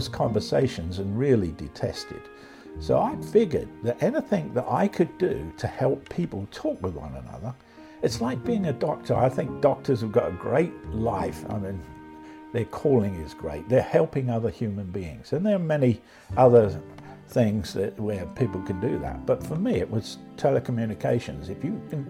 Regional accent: London, United Kingdom; moved away as an adult; now in United States; I was born in London just at the end of World War II

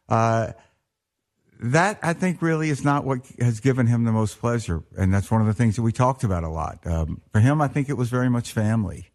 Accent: Mississippi, United States; moved away as an adult; also born or lived in New York; when I grew up in Mississippi, which is the 60s, early 70s

